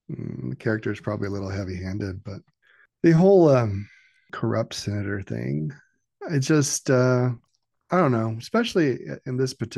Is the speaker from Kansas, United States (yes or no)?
yes; Kansas, United States; I'm from Kansas, but, you know, I guess there's some heavy hitters in Kansas too, right?